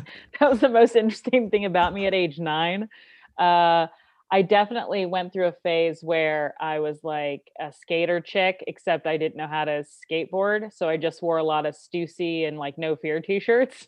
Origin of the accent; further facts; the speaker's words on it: Kansas City, United States; now in Los Angeles, United States; I'm originally from Kansas City